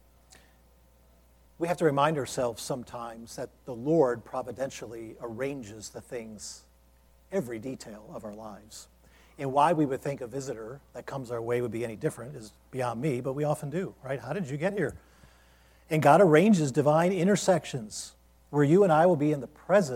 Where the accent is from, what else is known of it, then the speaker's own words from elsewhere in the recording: Ohio, United States; now in Lynchburg, Virginia, United States; this church in my hometown, where I grew up unsaved